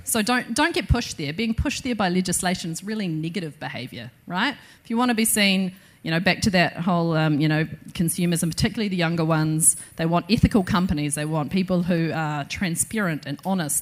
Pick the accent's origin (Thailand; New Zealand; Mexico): New Zealand